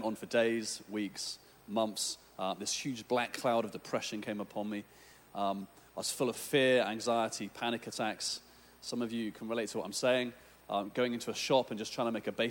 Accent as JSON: {"language": "English", "region": "England", "country": "United Kingdom", "said": "I'm from England"}